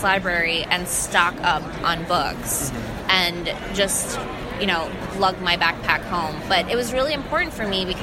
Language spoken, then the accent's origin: English; New York City, New York, United States; English is a second language; I grew up in Jamaica, Queens, in New York